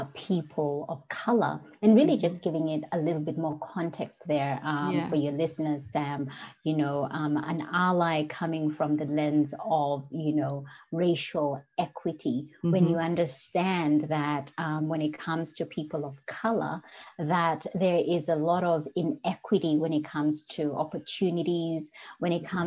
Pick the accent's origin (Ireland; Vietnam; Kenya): Kenya; accent: Kenyan; English is a second language; And also back then, my Kenyan accent was a lot stronger than it is today.